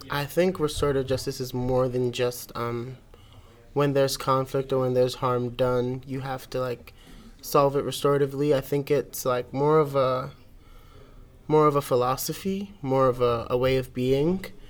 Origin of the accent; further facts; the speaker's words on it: New York City, New York, United States; I'm from Brooklyn, New York.